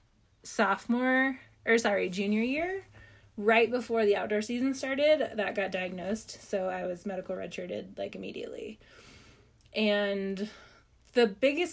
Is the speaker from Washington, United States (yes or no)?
yes; Washington, United States; growing up in Washington